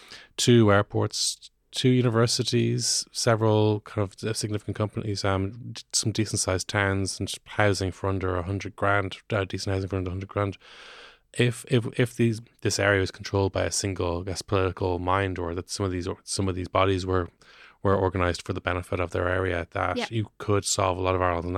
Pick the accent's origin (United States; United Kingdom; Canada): United Kingdom; Northern Ireland; growing up in Northern Ireland in the 90s, my wife is called Erin, grew up in Northern Ireland in the 90s